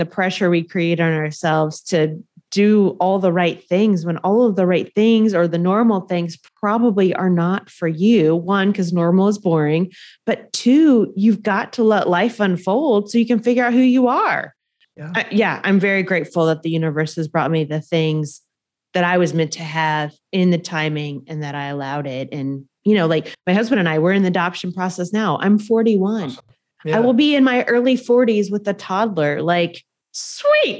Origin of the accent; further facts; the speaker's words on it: Indiana, United States; I grew up very poor in Indiana